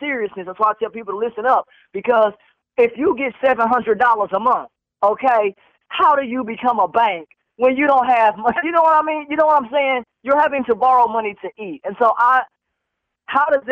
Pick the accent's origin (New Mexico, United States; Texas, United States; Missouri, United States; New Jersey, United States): Texas, United States; Waxahachie; now in Fort Worth, United States; I actually grew up, sir, in Waxahachie.